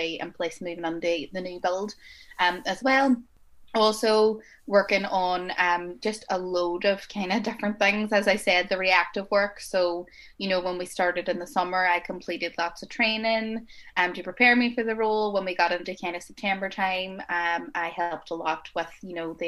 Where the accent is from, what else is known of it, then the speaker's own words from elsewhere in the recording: Derry, Northern Ireland, United Kingdom; I'm 23 years old and I'm from Derry